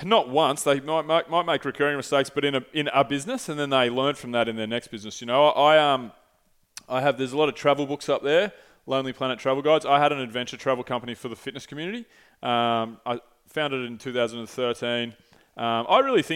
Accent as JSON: {"language": "English", "town": "St Andrews Beach", "region": "Victoria", "country": "Australia", "tie": "born or raised there", "said": "I grew up in St. Andrews Beach on the Moines Peninsula"}